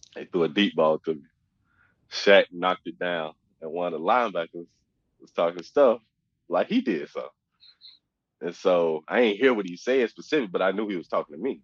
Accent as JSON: {"language": "English", "town": "Oxford", "region": "Mississippi", "country": "United States", "tie": "born or raised there", "said": "I grew up in Oxford, so I'm 10 minutes down the street from uh, you know where I grew up"}